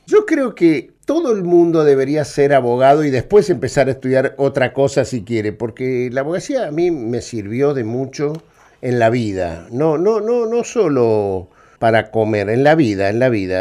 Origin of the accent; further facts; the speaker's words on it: Neuquén, Argentina; moved away as an adult; also born or lived in Buenos Aires; Yo, yo me crié en Neuquén, ¿no? en, la, ciudad de Neuquén Capital, y cuando cuando vine a estudiar a Buenos Aires